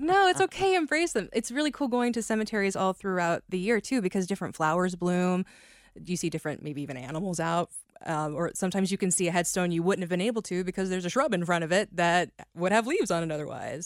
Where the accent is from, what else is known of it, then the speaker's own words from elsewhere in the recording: Kentucky, United States; I'm from actual Kentucky as opposed to Northern Kentucky